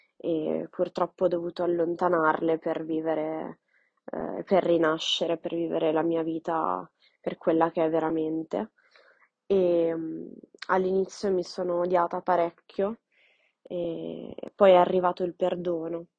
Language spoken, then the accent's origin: Italian; Milan, Lombardy, Italy; sono nata e cresciuta a Milano, in Italia